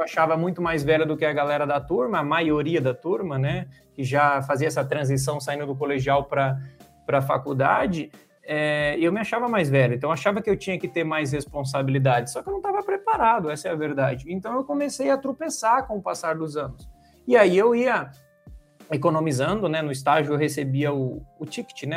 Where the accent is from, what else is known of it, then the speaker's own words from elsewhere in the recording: São Paulo, Brazil; nasci e moro em São Paulo há 33 anos